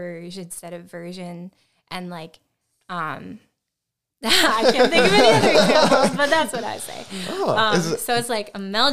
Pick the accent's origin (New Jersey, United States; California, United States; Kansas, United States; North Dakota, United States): North Dakota, United States; I am from North Dakota, which some people really don't like North Dakota, but I personally love it